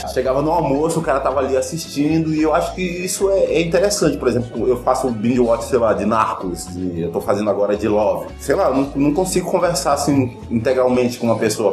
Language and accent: Portuguese; Amazonas, Brazil; a gente é aqui do Amazonas